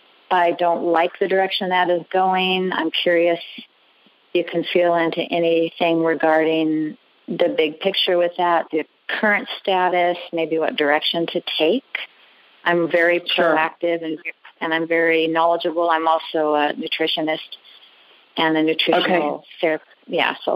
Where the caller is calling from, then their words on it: Albany, Oregon, United States; I'm calling from Albany, Oregon.